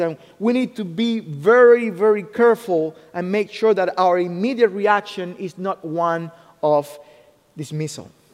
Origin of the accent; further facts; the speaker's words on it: Cuba; English is a second language; moved away as an adult; also born or lived in Ohio, United States; now in United States; I was born in Cuba. I was born in Cuba and uh, I came to the US in 2008